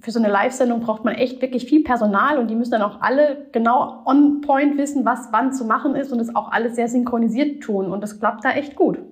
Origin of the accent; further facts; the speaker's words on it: Rhineland-Palatinate, Germany; Ich bin Pfälzer